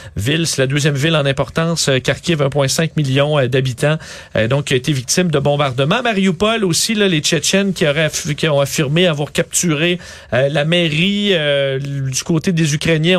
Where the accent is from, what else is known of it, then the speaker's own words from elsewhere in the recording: Quebec City, Quebec, Canada; je viens de Québec